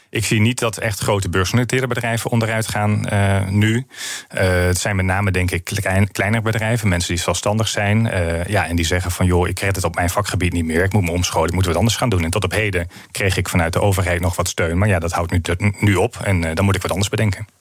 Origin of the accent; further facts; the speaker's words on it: northern Netherlands, Netherlands; Ik kom uit Noord-Nederland